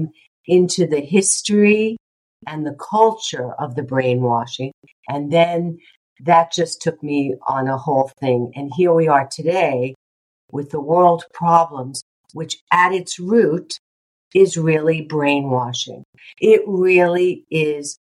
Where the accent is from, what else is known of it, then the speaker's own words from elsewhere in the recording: New York, United States; I'm also a New Yorker.